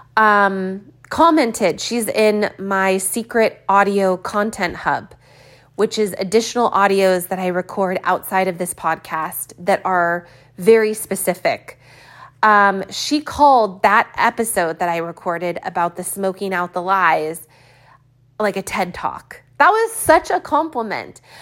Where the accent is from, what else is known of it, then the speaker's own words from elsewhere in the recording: California, United States; I've never seen so much rain in my life as a Californian.